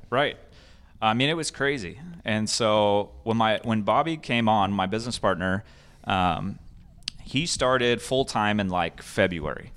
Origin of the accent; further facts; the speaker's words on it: Escondido, California, United States; I grew up in Escondido, um, and so I was a desert kid